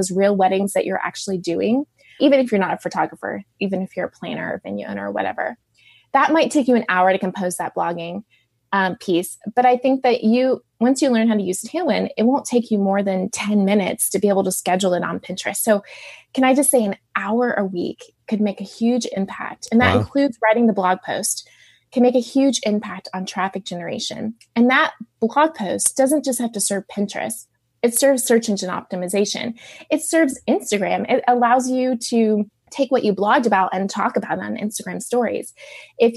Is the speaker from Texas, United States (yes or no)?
yes; Dallas, Texas, United States; I grew up in Dallas